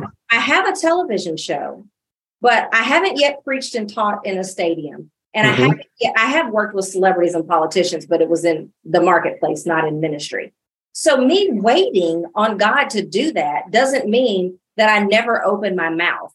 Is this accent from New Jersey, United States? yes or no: no; Illinois, United States; moved away as an adult; now in Dallas, United States; I was born and raised in Illinois